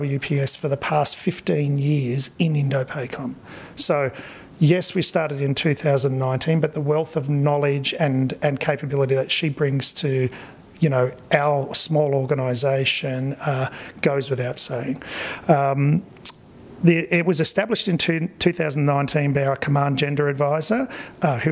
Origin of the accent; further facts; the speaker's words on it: Australia; accent: Australian; moved away as an adult; now in Hawaii, United States; clearly an Australian